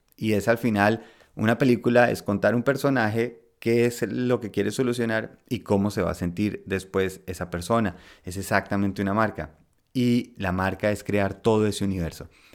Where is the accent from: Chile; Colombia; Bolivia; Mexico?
Colombia; moved away as an adult; also born or lived in Spain; Yo crecí en Colombia, estudié en Colombia